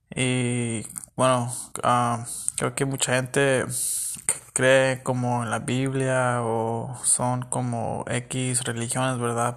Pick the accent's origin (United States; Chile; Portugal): United States; California; yo soy de, de Estados Unidos, me crecí en California y todo. Mis papás son mexicanos